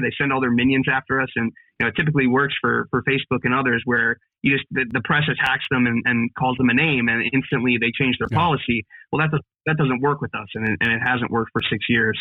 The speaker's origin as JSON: {"language": "English", "region": "Pennsylvania", "country": "United States", "said": "here in Pennsylvania, and that's that's my home state"}